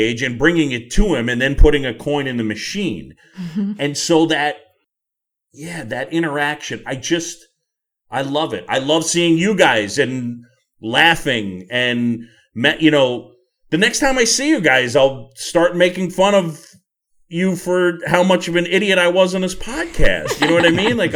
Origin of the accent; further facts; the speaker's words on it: New York City, New York, United States; my buddy Tim Sheehy, we grew up together on Roosevelt Island